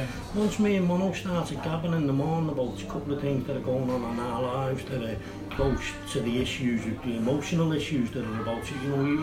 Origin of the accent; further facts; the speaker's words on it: Kirkby, North West England, United Kingdom; accent: Scouse; also born or lived in Liverpool; I was from Kirby